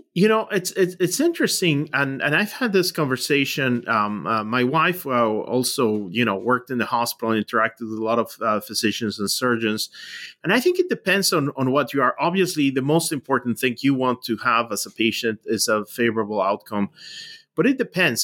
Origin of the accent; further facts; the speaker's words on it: Mexico; moved away as an adult; now in United States; I grew up in Mexico